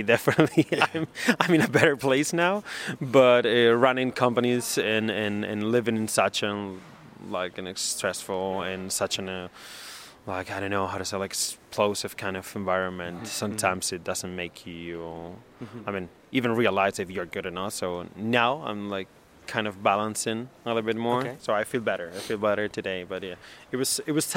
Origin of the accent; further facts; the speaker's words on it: Galicia, Spain; also born or lived in Germany; now in Madrid, Spain; I grew up in Galicia.